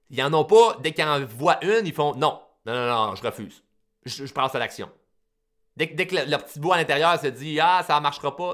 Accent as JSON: {"language": "French", "town": "Repentigny", "region": "Quebec", "country": "Canada", "tie": "born or raised there", "said": "Euh, je suis né à Repentigny. Euh, je me suis fait baptiser à Repentigny. Je me suis. J'ai étudié à Repentigny."}